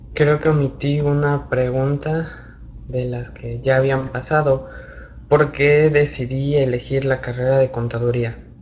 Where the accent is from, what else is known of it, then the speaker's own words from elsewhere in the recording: Ejido La Piña, Centla municipality, near Huatusco, Veracruz, Mexico; moved away as an adult; now in Veracruz, Mexico; soy originario de una pequeña localidad que se llama Ejido La Piña, en el municipio de Centla. Es vecino, municipio vecino de Huatusco.